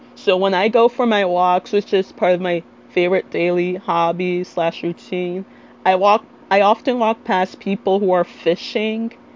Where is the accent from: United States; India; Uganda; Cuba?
United States; Little Ferry, New Jersey